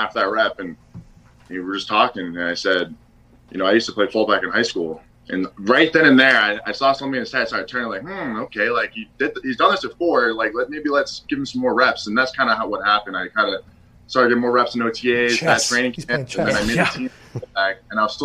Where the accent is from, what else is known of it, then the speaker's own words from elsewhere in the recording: Spencer, Massachusetts, United States; moved away as an adult; also born or lived in Maine; I'm from Massachusetts, small town, Spencer. It's right next to Worcester, which is central Mass, about an hour from Boston